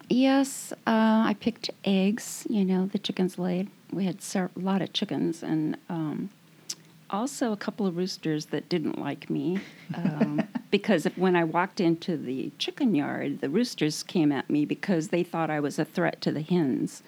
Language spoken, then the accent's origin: English; Matagorda County, South Texas, United States; That's where all the hurricanes go, right into Matagorda County there. That's where I lived